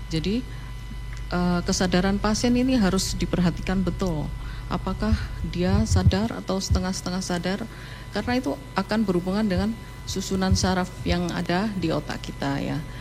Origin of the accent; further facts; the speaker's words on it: Ponorogo, East Java, Indonesia; saya dari uh, asalnya dari Ponorogo.